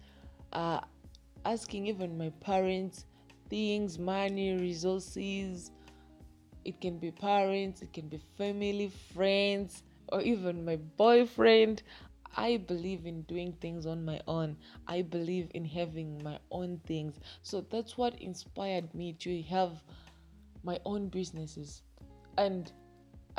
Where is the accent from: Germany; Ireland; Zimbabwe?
Zimbabwe; I'm from Zimbabwe